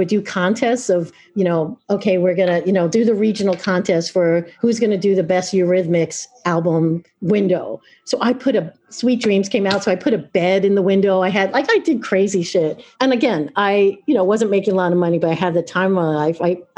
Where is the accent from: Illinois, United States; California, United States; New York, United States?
New York, United States; Long Island; now in Oregon, United States; So I grew up in Long Island.